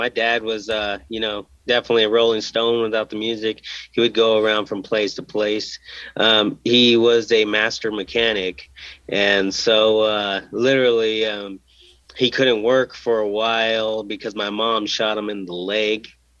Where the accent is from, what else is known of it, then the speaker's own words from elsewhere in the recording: Indio, California, United States; born there; I was born in California. I was actually born in Indio, California, on the side of the freeway after the ambulance overheated.